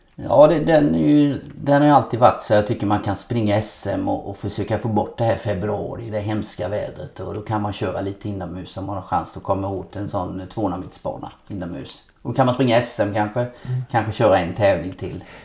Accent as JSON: {"language": "Swedish", "town": "Nässjö", "region": "Jönköping County", "country": "Sweden", "tie": "born or raised there", "also_born_or_lived": "Gothenburg", "moved": "as an adult", "said": "Hemma i Lövhult här i Nässjö."}